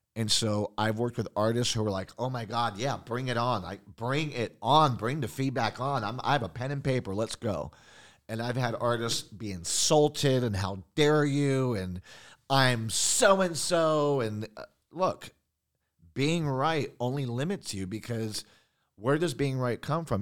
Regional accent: San Juan, Puerto Rico; also born or lived in Long Island, New York; I grew up in Puerto Rico.

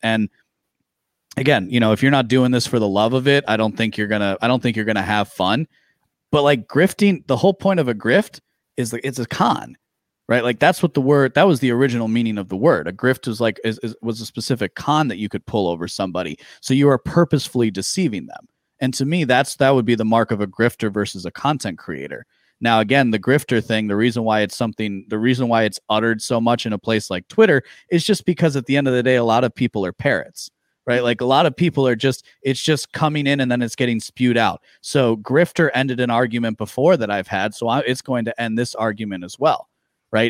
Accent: Midwest, United States; I grew up in the Midwest

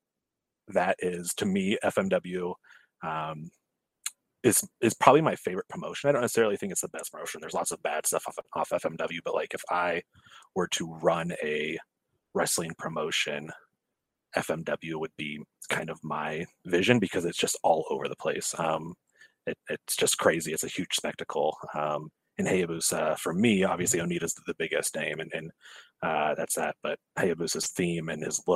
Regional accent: Oregon, United States; growing up in Oregon, we didn't get ECW until it was on TNN.

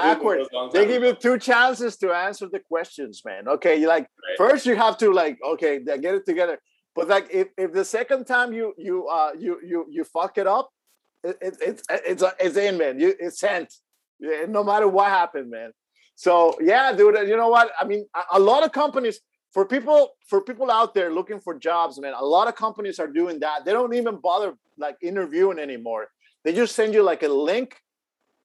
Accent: Houston, Texas, United States; I come from Houston, Texas

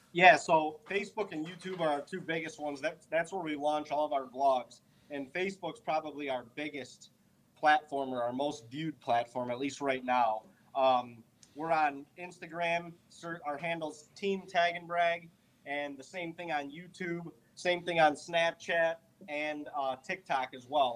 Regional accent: Ohio, United States; also born or lived in Western New York; we're from Ohio

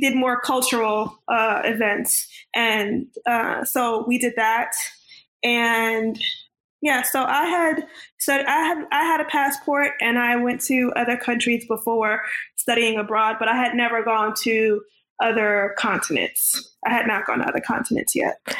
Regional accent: Orange, New Jersey, United States; now in North Carolina, United States; I grew up in Orange, New Jersey, which is 20 to 30 minutes outside of New York City

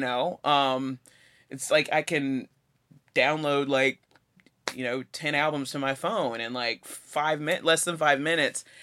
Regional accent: Chattanooga, Tennessee, United States; moved away as an adult; now in Johnson City, United States; I was raised in Chattanooga, but I've been living in Johnson City for fifteen years

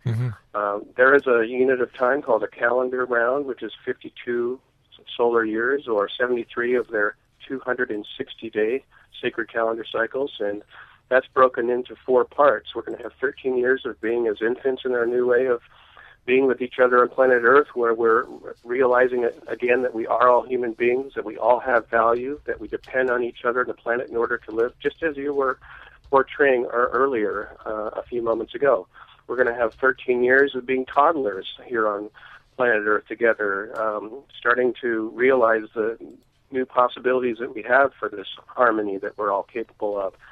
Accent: Alaska, United States; my hometown in Alaska

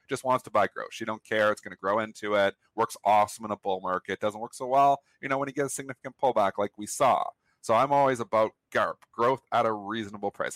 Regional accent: Canada; I'm Canadian

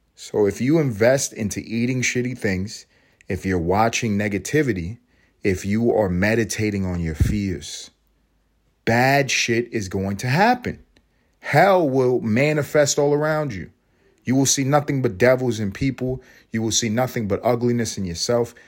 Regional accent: United States; As an American

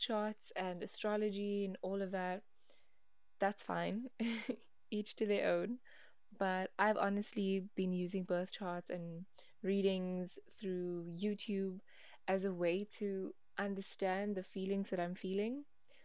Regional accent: Cape Town, Western Cape, South Africa; I'm from Cape Town, South Africa.

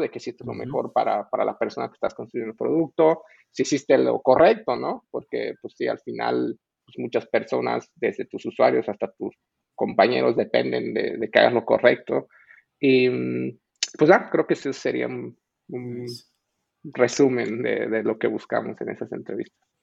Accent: Bolivia; moved away as an adult; also born or lived in Mexico; yo nací en Bolivia y de hecho me, me, pues, pero me crié ahí y luego me mudé a México para la universidad

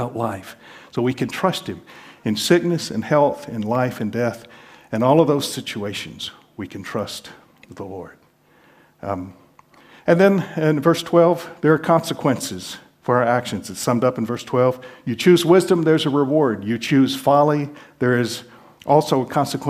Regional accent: the South, United States; I'm from the South

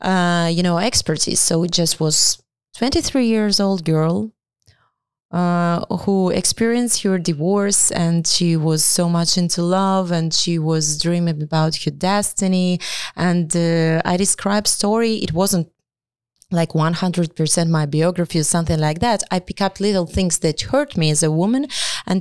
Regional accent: Ukraine; English is a second language; moved away; we are proud to be Ukrainians

